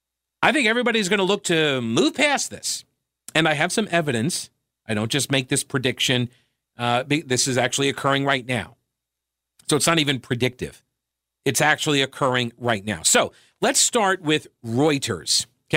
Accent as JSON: {"language": "English", "town": "Long Island", "region": "New York", "country": "United States", "tie": "born or raised there", "said": "I grew up on Long Island. I can attest lots of people take the train to work"}